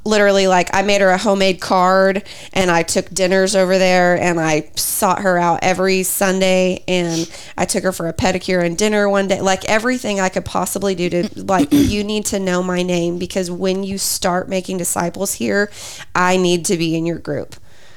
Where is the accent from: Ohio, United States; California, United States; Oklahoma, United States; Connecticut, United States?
Oklahoma, United States; Lawton; also born or lived in Moore / Hera area; in the church I grew up in Lawton, we ended up serving in junior high ministry